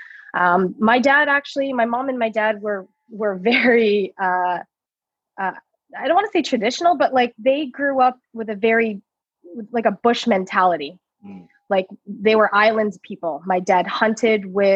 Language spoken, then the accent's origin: English; Toronto, Ontario, Canada; I was born and raised in Toronto